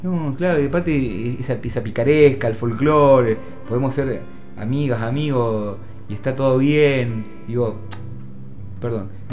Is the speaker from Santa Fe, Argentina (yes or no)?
yes; Rosario, Santa Fe, Argentina; Yo nací en Rosario